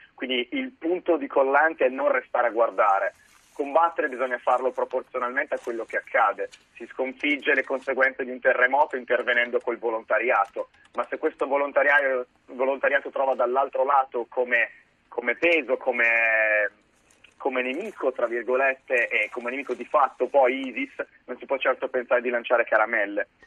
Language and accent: Italian; Florence, Tuscany, Italy; moved away as an adult; nato e cresciuto a Firenze